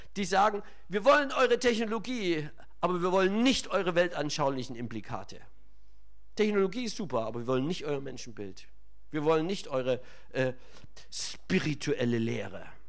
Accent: Germany; bei uns in Deutschland

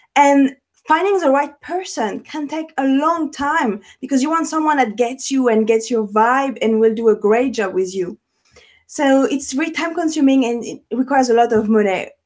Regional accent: Paris, Île-de-France, France; accent: French; English is a second language; moved away; French. I'm French. I have an accent, born and raised in Paris

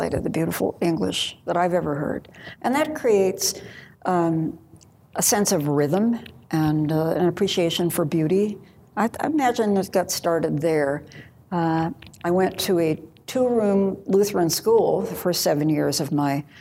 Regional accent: Homewood, Illinois, United States; born or raised there; also born or lived in Wisconsin / Iowa; now in Sacramento, United States

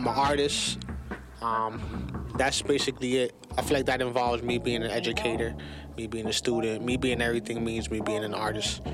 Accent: Lawrence, Massachusetts, United States; also born or lived in Amesbury; Lawrence was really special, and like during my childhood

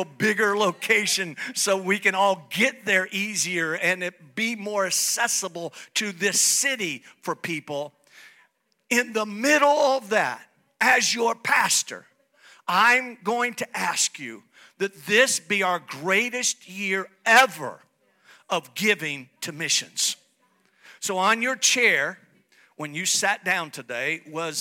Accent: Italy; moved away; also born or lived in United States; God brings me back after many years of living in America to come back to Italy to help my home country.

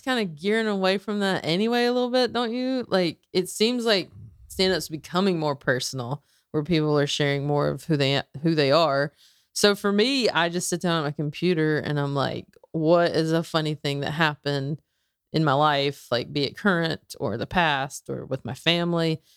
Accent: the South, United States; growing up in the South

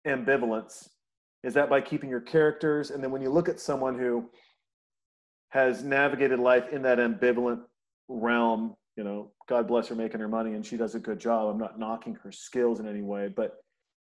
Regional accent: Montana, United States; I'm a guy from Montana who's closer to 50 than to 40

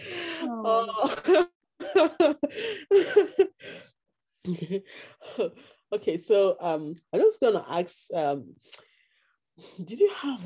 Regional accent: Nigeria; born or raised there; moved away as an adult; now in Canada

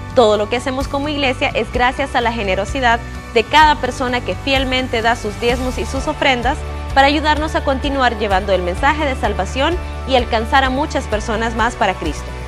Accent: Honduras; Cada vez que yo he cruzado la frontera, dejo de ser hondureño y de repente soy mexicano

